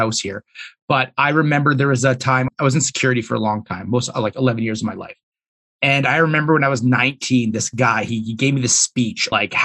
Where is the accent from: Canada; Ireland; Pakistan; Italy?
Canada; Edmonton, Alberta; So I'm born and raised in Edmonton. I still live here.